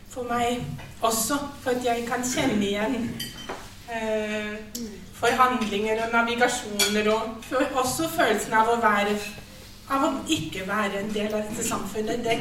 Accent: Germany; Norwegian is a second language; moved away as an adult; now in Norway; Jeg er altså prest i {S1} Norsk kirke, men jeg er også innvandrer. Jeg kom fra Tyskland i 2008.

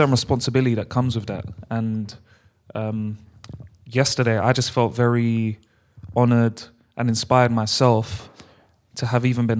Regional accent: London, United Kingdom; we're from London, bro.

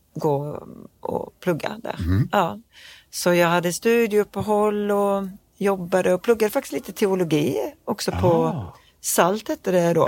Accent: Knislinge, Skåne, Sweden; accent: Scanian; also born or lived in Malmö; jag är uppvuxen på landet

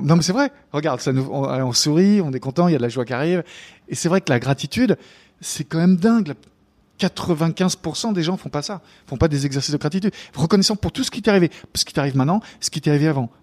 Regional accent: France; now in New York, United States; en tant que Français.

